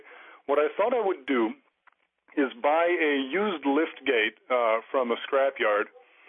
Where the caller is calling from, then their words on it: Naperville, Illinois, United States; I'm calling from Naperville, Illinois.